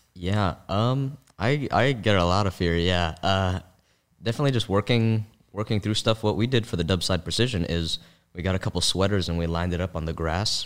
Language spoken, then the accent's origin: English; San Francisco, California, United States; also born or lived in Palo Alto area; when I was growing up in San Francisco